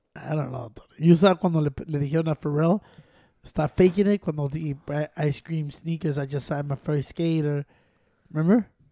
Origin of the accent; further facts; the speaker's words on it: United States; we're Mexican American